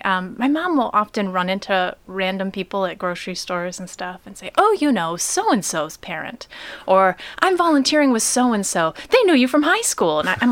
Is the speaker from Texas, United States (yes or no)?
no; Pontiac, Michigan, United States; born or raised there